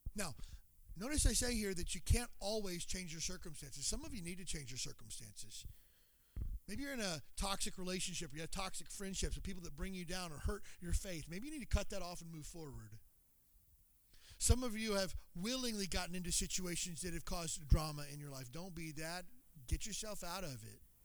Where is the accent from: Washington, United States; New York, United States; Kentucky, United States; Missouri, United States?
Kentucky, United States; moved away as an adult; I grew up in Kentucky, but I'm from here. I haven't lived in Kentucky since I was 18.